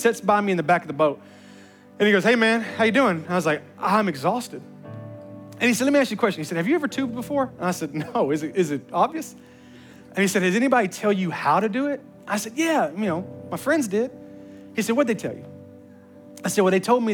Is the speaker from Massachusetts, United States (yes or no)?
no; Memphis, Tennessee, United States; I'm from the hood. I was raised in Memphis